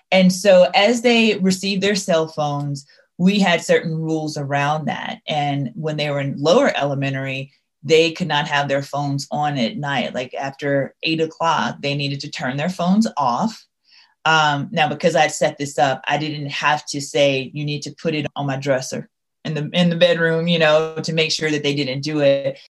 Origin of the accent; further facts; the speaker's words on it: Louisiana, United States; I'm from Louisiana. So you may not be able to hear it in my voice, but there will be terms that I use that will definitely convince you that, yep, she's from the Bayou.